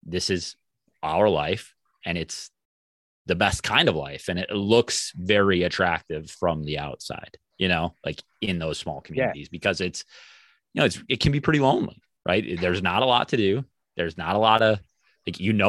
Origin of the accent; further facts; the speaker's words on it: South Central Minnesota, United States; I'm from South Central Minnesota